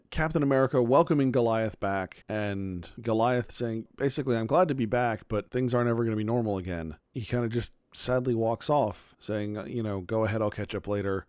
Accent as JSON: {"language": "English", "town": "Phoenix", "region": "Arizona", "country": "United States", "tie": "born or raised there", "moved": "as an adult", "said": "I am from Phoenix. I grew up there from the time I was a, a toddler up until eighteen and I moved away to college."}